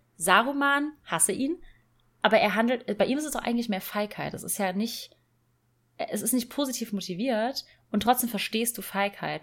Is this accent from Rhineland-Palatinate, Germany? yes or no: yes; Rhineland-Palatinate, Germany; nach Rheinland-Pfalz, also in meine Heimat